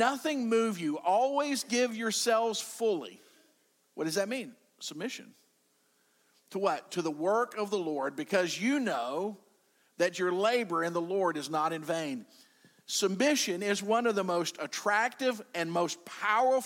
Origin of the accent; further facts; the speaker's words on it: United States; I'm an American